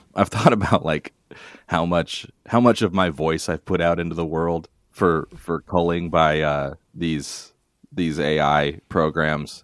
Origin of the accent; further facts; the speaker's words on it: Longview, Washington, United States; my hometown of Longview, Washington